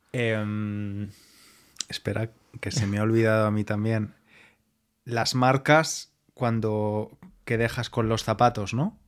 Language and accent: Spanish; Spain; como español